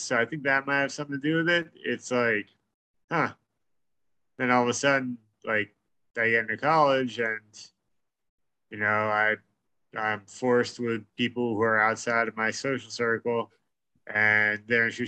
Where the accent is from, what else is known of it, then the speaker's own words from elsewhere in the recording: New York, United States; we're from New York